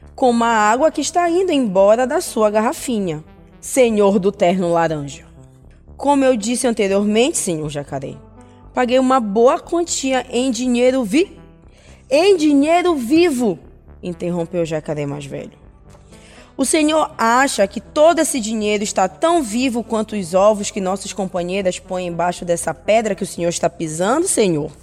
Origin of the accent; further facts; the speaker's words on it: Maiauatá river, interior of Pará, Brazil; venho do interior do Pará, lá do rio Maiauatá